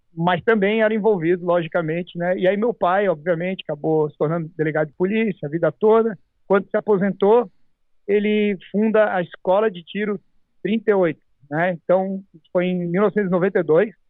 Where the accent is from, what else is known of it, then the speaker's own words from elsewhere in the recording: Santa Catarina, Brazil; now in United States; lá no meu estado, Santa Catarina